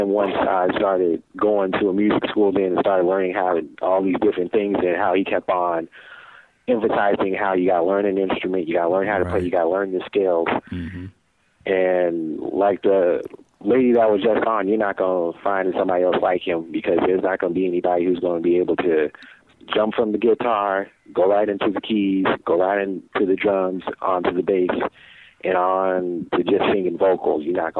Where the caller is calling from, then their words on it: Denver, Colorado, United States; Oh, I'm actually calling right out of Denver, Colorado.